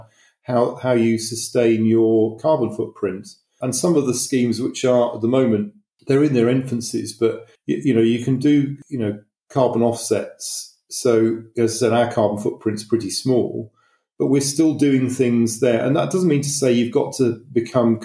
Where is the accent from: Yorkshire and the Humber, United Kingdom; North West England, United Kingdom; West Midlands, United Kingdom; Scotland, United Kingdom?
North West England, United Kingdom; Manchester; moved away; I'm from Manchester originally